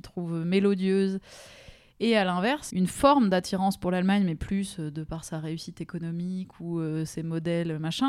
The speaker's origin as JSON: {"language": "French", "town": "Strasbourg", "region": "Grand Est", "country": "France", "tie": "born or raised there", "also_born_or_lived": "Germany", "said": "des Alsaciens où j'ai grandi"}